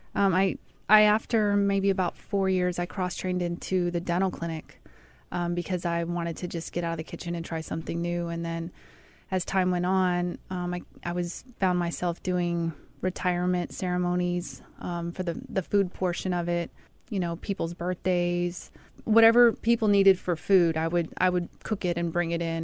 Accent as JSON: {"language": "English", "region": "Mississippi", "country": "United States", "also_born_or_lived": "Colorado Springs, Colorado", "moved": "yes", "said": "I'm from Mississippi"}